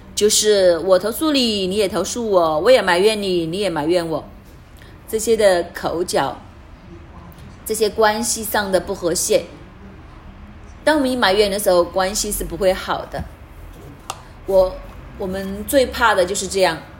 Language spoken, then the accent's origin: Chinese; Hong Kong; moved away; also born or lived in Canada; 我们香港人， 我们记得当时我们去到加拿大